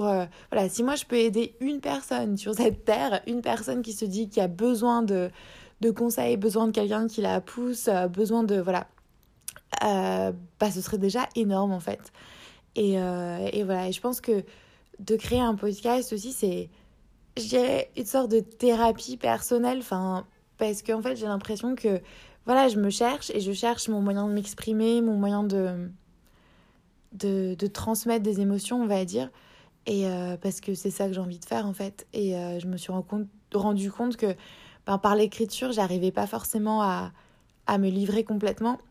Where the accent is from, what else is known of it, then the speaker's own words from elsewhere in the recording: Strasbourg, Grand Est, France; moved away as an adult; now in Sydney, Australia; je suis originaire de France, à la base de Strasbourg